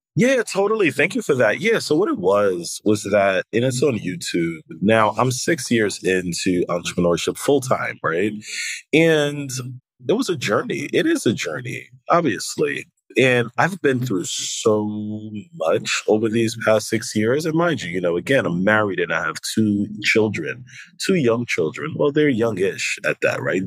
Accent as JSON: {"language": "English", "town": "New York City", "region": "New York", "country": "United States", "tie": "born or raised there", "also_born_or_lived": "Haiti", "said": "I was born in Haiti and I came to America at the age of three. And the Haitian community, particularly in New York City and Brooklyn, um, is so connected"}